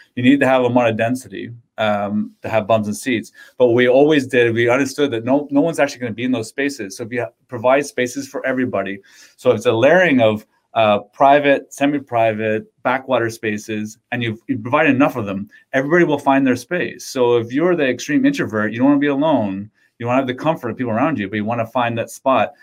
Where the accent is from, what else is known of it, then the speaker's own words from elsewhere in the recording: Windsor, Ontario, Canada; I'm from Windsor